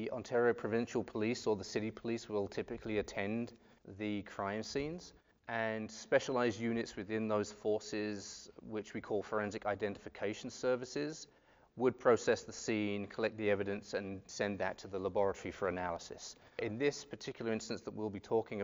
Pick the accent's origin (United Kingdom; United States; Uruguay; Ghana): United Kingdom; Southend-on-Sea, East of England; moved away as an adult; also born or lived in Birmingham, United Kingdom / Toronto, Canada; I'm from Southend-on-Sea, which is near London